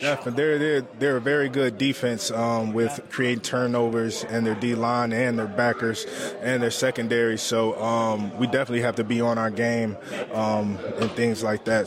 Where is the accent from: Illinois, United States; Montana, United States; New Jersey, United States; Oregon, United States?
Illinois, United States; Chicago; My parents, they're from Africa. They're from Liberia, but I grew up in Chicago